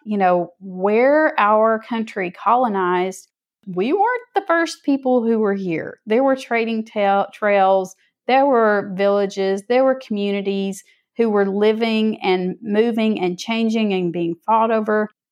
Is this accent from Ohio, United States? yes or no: no; North Georgia, United States; now in Atlanta area, United States; I'm from North Georgia